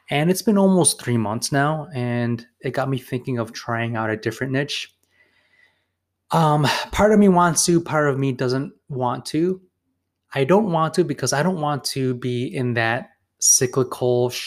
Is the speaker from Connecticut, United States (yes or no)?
no; Chicago, Illinois, United States; I came from Chicago, and in Chicago you do see some dentists, but they're not that prevalent.